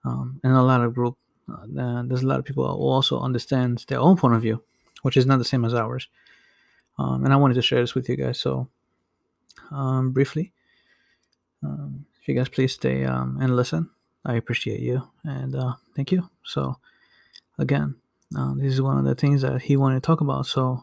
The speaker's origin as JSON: {"language": "English", "country": "Haiti", "tie": "born or raised there", "moved": "yes", "lives_now": "United States", "said": "we come from the same place. When it comes to being born and raised in Haiti and coming here"}